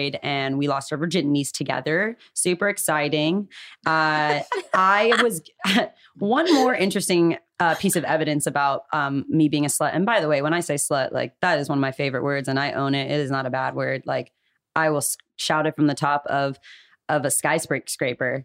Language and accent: English; Calabasas, California, United States; I grew up in Calabasas